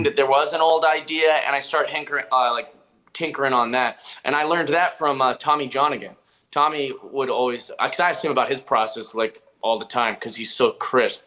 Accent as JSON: {"language": "English", "town": "Seattle", "region": "Washington", "country": "United States", "said": "I'm from Seattle"}